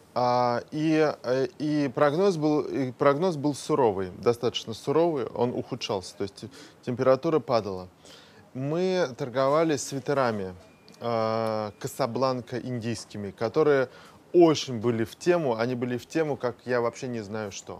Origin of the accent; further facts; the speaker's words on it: Moscow, Russia; я родился в Москве